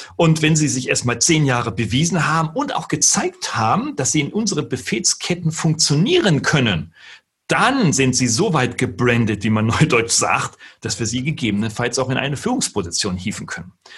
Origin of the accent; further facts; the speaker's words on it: Wolfsburg, Lower Saxony, Germany; Nun bin ich gebürtiger Norddeutscher. Ich komme aus Niedersachsen in Wolfsburg geboren